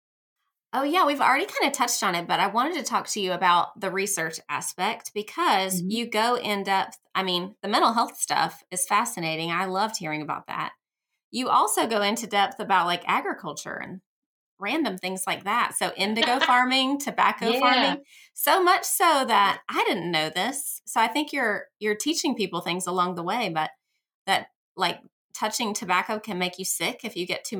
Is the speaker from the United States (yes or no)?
yes; Georgia, United States; now in North Carolina, United States; I grew up in Georgia.